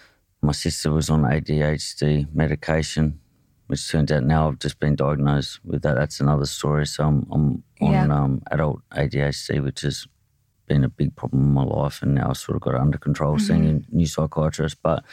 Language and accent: English; Hobart, Tasmania, Australia; Yeah, I grew up in, I was born in Hobart, a place called Clarendonville